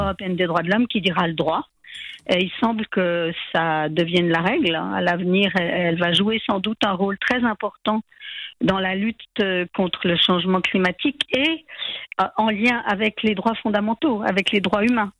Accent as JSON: {"language": "French", "region": "Geneva", "country": "Switzerland", "said": "À Genève, puisque je suis genevoise"}